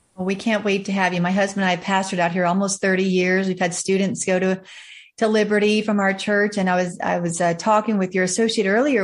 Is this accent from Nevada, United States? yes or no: no; Charlotte, North Carolina, United States; My family is from North Carolina and I was born in Charlotte